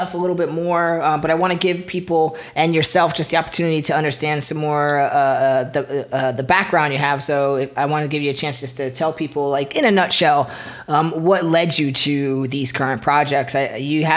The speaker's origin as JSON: {"language": "English", "town": "Flemington", "region": "New Jersey", "country": "United States", "also_born_or_lived": "Philadelphia, Pennsylvania", "said": "I'm originally from New Jersey, so I was right in Central Jersey"}